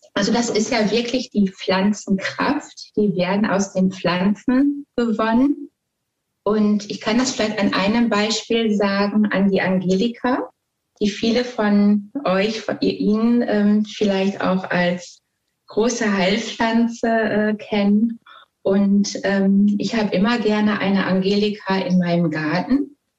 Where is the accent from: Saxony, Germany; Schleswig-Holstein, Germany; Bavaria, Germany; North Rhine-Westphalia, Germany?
North Rhine-Westphalia, Germany; Ruhr area; ich komme also aus dem Ruhrpott